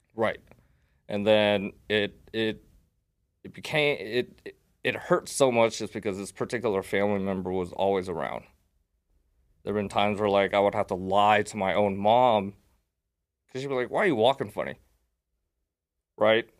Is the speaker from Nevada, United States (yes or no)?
yes; Las Vegas, Nevada, United States; I was raised here in Vegas